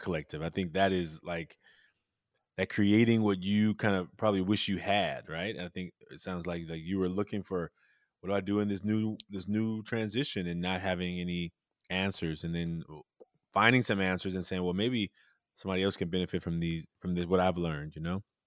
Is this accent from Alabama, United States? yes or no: no; Oakland, California, United States; I grew up in Oakland